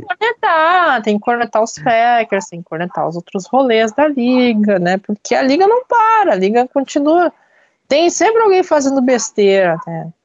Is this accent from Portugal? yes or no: no; Brazil; eu, como brasileiro